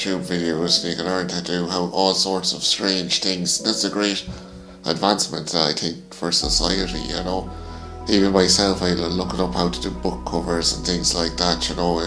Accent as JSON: {"language": "English", "town": "Mullingar", "region": "Leinster", "country": "Ireland", "tie": "born or raised there", "said": "growing up in my hometown, you know, there wasn't an awful lot of foreigners around when I was growing up"}